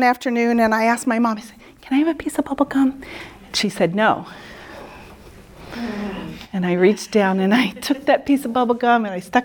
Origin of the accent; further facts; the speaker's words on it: Midwest, United States; moved away as an adult; also born or lived in New England; I'm a Midwesterner